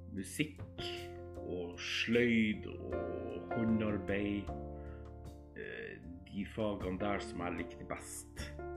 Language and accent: Norwegian; Alta, Finnmark, Norway; also born or lived in Skien, Telemark; now in Troms, Norway; jeg er egentlig fra Alta i Finnmark